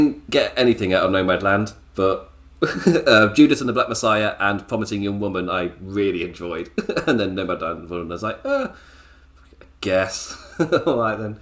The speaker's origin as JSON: {"language": "English", "region": "the Midlands of England", "country": "United Kingdom", "said": "I'm from the Midlands of England."}